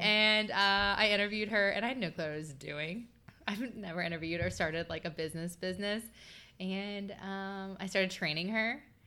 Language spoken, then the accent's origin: English; Chillicothe, Ohio, United States; I grew up in Southern Ohio, um, around the Chillicothe area